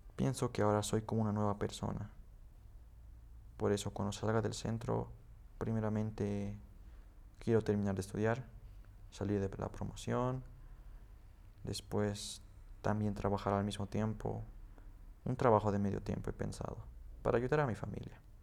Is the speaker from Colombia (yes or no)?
no; Potosí, Bolivia; also born or lived in Betanzos; nací en Potosí. Toda mi familia vive en un pueblo que se llama Betanzos